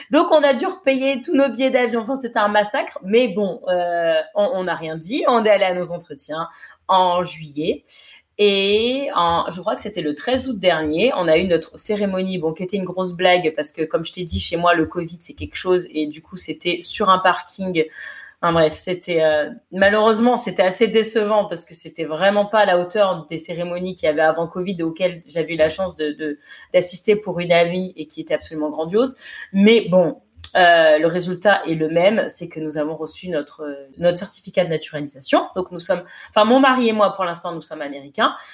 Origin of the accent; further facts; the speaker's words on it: United States; Mais au moins de me dire je suis américaine